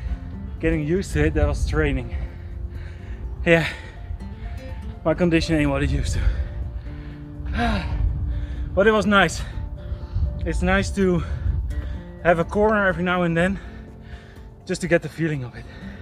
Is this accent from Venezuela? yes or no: no; Netherlands; I'm from the Netherlands.